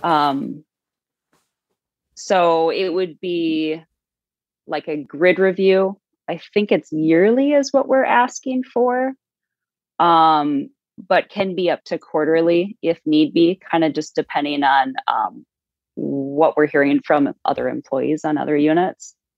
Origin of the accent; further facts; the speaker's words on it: South Dakota, United States; I'm from South Dakota